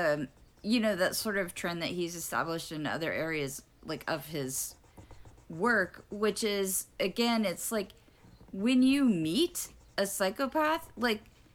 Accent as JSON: {"language": "English", "town": "Houston", "region": "Texas", "country": "United States", "tie": "born or raised there", "moved": "yes", "said": "that is my hometown, and I can tell you that I never owned a coat"}